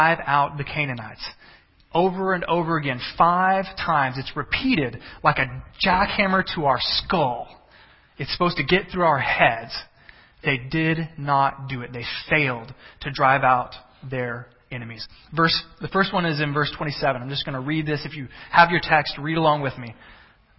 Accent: the South, United States; I'm a Southerner

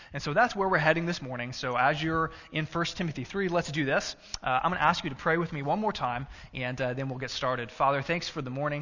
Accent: Texas, United States; now in Illinois, United States; when I was in school and grade school and in high school growing up in Texas

